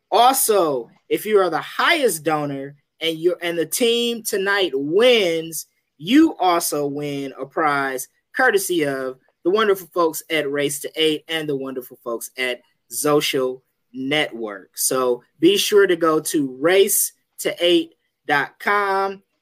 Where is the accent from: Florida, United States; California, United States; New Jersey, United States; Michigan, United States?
New Jersey, United States; born and raised in New Jersey.